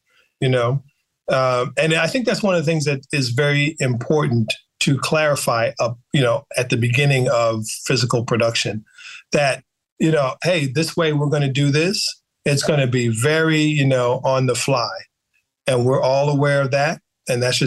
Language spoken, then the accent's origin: English; U.S. Virgin Islands; moved away; I grew up in the Caribbean mostly, so Black people at every level, you know, in St. Thomas, VI